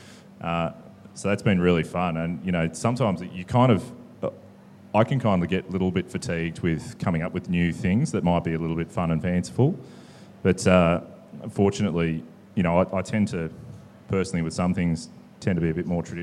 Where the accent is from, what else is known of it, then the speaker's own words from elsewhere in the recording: New South Wales, Australia; now in Melbourne, Australia; I grew up in New South Wales